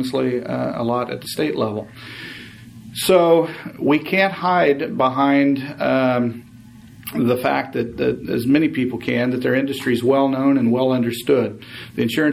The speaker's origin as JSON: {"language": "English", "town": "St. Louis", "region": "Missouri", "country": "United States", "moved": "as an adult", "lives_now": "Los Angeles, United States", "said": "I've lived here since the late 80s. I'm from St. Louis area originally"}